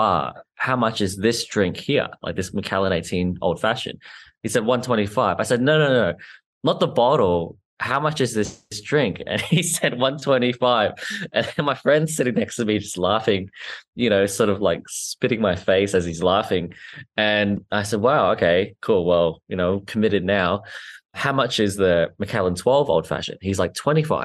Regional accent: Australia; I'm Australian, I'm, not from the US

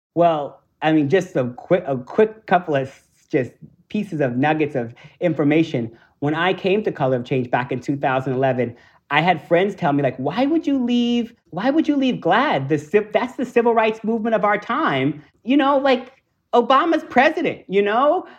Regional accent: New York, United States; I'm a New Yorker.

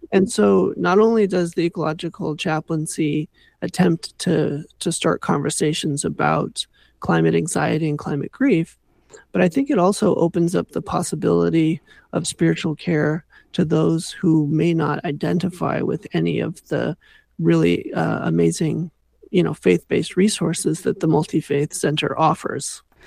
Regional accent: Southern California, United States; now in Canada; when I was growing up in Southern California

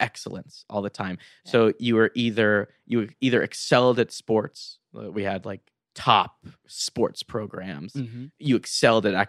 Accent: Los Angeles, California, United States; also born or lived in Fort Worth, Texas; I grew up in L.A. Mm-hmm. I'm an L.A. boy.

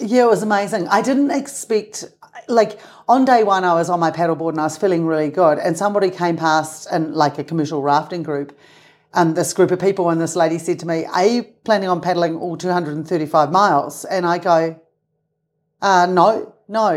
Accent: Christchurch, Canterbury, New Zealand; moved away as an adult; also born or lived in Salt Lake City, Utah / Castle Hill Village, New Zealand; now in Utah, United States; I grew up right next to the Pacific Ocean, so I grew up on the water

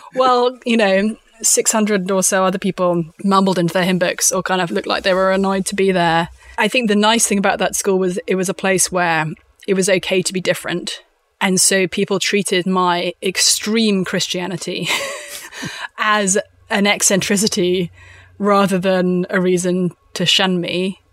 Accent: London, United Kingdom; also born or lived in Windsor; I am from a strange little country called the United Kingdom. I'm from London.

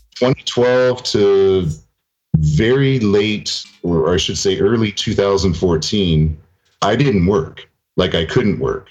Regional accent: near Toronto, Ontario, Canada; I'm pure Canadian blood.

